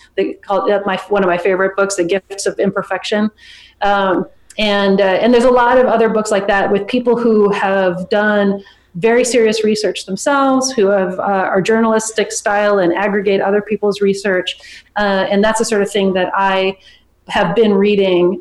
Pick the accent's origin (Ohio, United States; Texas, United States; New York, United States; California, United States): California, United States; San Francisco; I'm from San Francisco